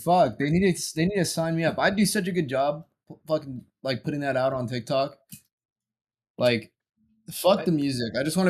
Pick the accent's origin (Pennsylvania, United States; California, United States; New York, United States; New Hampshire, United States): California, United States; San Diego; now in Los Angeles, United States; I grew up in fucking San Diego.